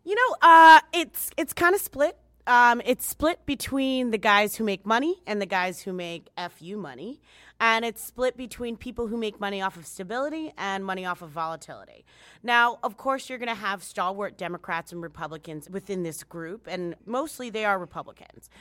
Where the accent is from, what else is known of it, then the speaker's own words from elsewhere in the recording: United States; as an American, just as this gringa right here, this gringa Dominicana